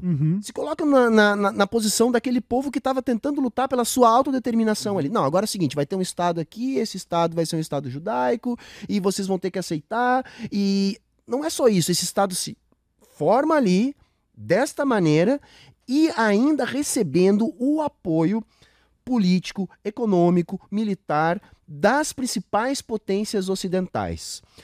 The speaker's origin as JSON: {"language": "Portuguese", "region": "Rio Grande do Sul", "country": "Brazil", "said": "do gaúcho, de onde eu venho"}